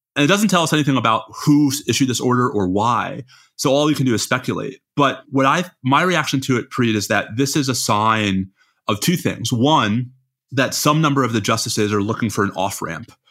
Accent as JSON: {"language": "English", "region": "New York", "country": "United States", "said": "I'm a New Yorker"}